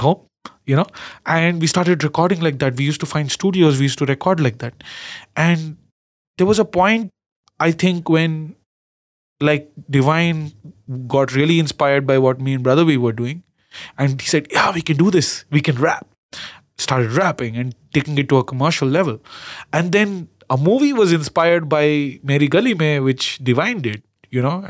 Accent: Karnataka, India; accent: Kannada; My Kannada accent

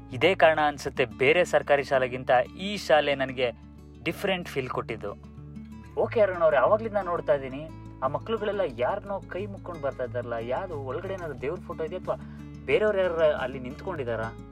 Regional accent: Mysore, Karnataka, India

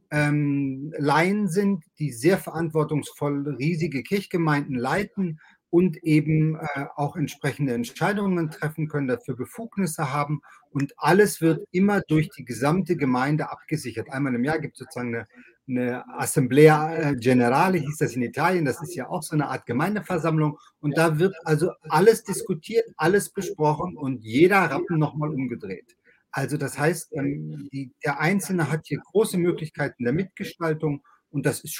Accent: Langenhagen, Lower Saxony, Germany; moved away as an adult; also born or lived in Lago Maggiore; now in Switzerland; Ich bin in Hannover Langenhagen aufgewachsen und dann in Hannover zur Schule gegangen, war Pfarrer der Hannoverschen Landeskirche, der Lutherischen Landeskirche und bin dann mit meiner Familie ins Ausland gegangen, ins Auslandspfarramt an den Lago Maggiore für acht Jahre.

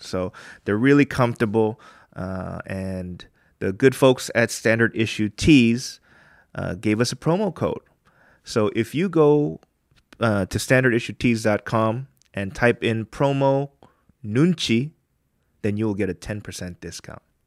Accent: United States; now in Korea; we're from there

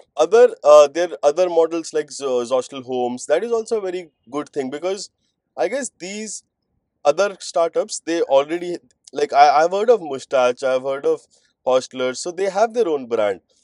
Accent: Himachal Pradesh, India; I am from Himachal, and my friend that he was also from Himachal.

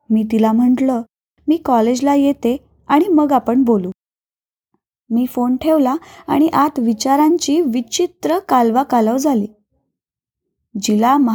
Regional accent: Naigaon, Maharashtra, India; माझं माहेर म्हणजे नायगाव उस्मानाबाद जिल्ह्यातील अगदी लहान गाव

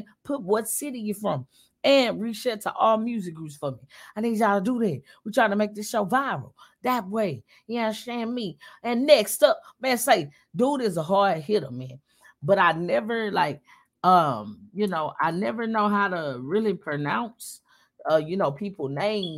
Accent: Houston, Texas, United States; I'm from Houston

